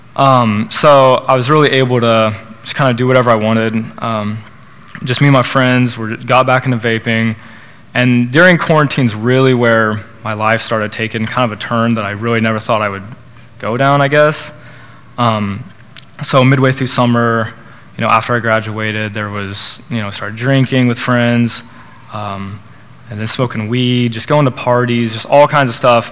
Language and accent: English; Norman, Oklahoma, United States; I was born in Oklahoma, raised in Norman